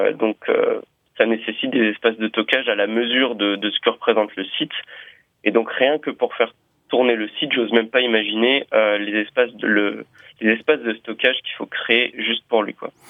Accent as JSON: {"language": "French", "town": "Lyon", "region": "Auvergne-Rhône-Alpes", "country": "France", "said": "je suis de Lyon."}